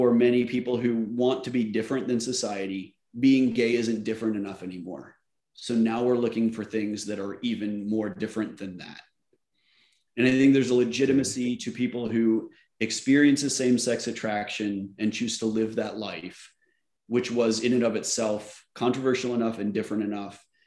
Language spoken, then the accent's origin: English; Oklahoma, United States; moved away as an adult; also born or lived in Virginia; I grew up in Oklahoma in the 80s.